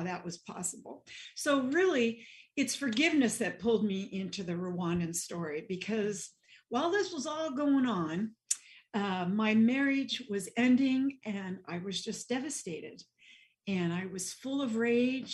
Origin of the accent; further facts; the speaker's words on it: Nebraska, United States; accent: Midwestern twang; now in New Jersey, United States; I grew up in Nebraska, so you'll hear a little bit Midwestern twang and points of view here. But I live in New Jersey now